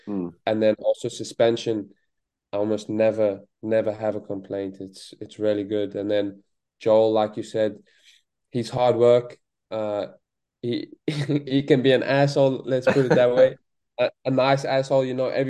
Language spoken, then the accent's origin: English; South Africa; I can just chat with him like a real South African with real South African slang.